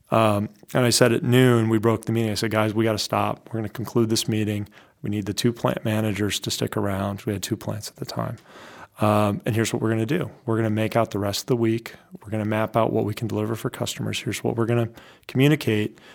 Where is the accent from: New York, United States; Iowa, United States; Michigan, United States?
Iowa, United States; moved away as an adult; also born or lived in West Coast; now in New Hampshire, United States; I grew up in Iowa